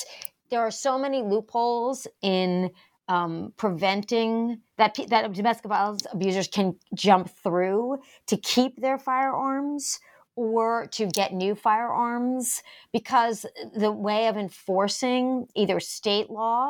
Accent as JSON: {"language": "English", "region": "Rhode Island", "country": "United States", "said": "Even this, my home state of Rhode Island now"}